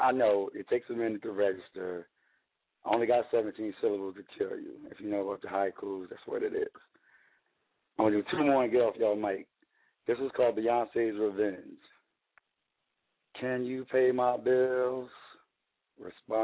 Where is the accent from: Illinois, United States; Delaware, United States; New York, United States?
Delaware, United States; now in Cincinnati, United States; I'm from Delaware, living in Cincinnati right now